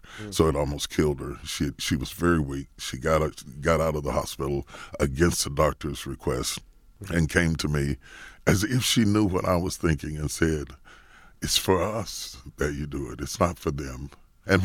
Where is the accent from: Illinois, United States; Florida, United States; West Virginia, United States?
West Virginia, United States; I come from West Virginia. I'm a country boy.